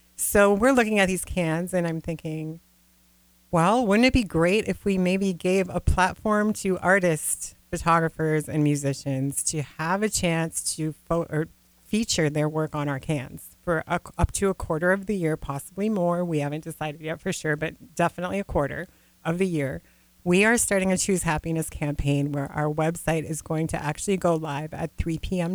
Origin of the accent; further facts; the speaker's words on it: Grand Rapids, Minnesota, United States; also born or lived in California / the Dakotas; originally i'm from the northern minnesota part of the world where uh, the Iron Range, Grand Rapids